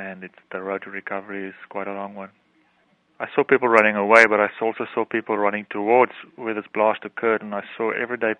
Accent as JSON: {"language": "English", "country": "South Africa", "said": "I'm from South Africa"}